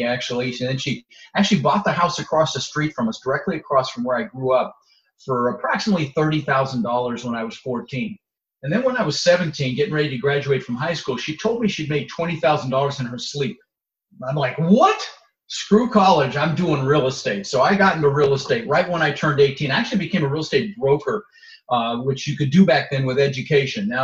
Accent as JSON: {"language": "English", "town": "Denver", "region": "Colorado", "country": "United States", "tie": "born or raised there", "also_born_or_lived": "Netherlands", "said": "So I immigrated to this country when I was 6 years old. I was born in Holland in the Netherlands, and I immigrated with my mother, Zvancha, my brother, Albert, and we ended up in Denver, Colorado, where I lived for 30 years"}